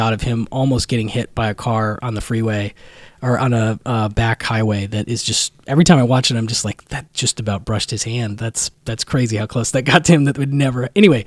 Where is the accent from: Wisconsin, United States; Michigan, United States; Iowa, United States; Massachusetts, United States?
Wisconsin, United States; My home state.